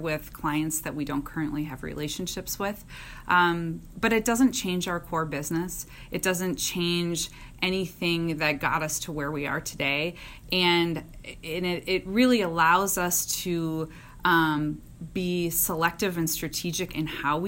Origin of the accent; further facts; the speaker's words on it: Minnesota, United States; I am a Minnesotan. I grew up here, and I love this place and the state